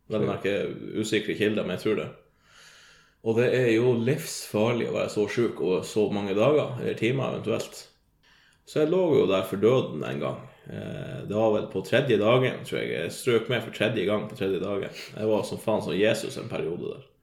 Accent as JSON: {"language": "Norwegian", "region": "Northern Norway", "country": "Norway", "said": "Jeg kommer fra Nord-Norge, og det er jo da rett gjennom Oslo."}